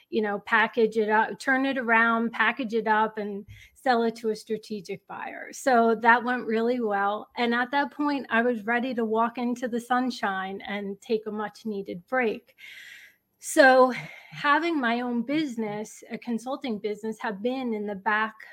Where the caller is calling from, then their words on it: West Caldwell, New Jersey, United States; Northern New Jersey. It's a town called West Caldwell.